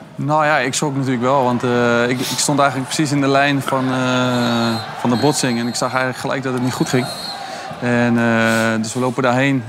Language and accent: Dutch; Rotterdam, South Holland, Netherlands; als echte Rotterdammer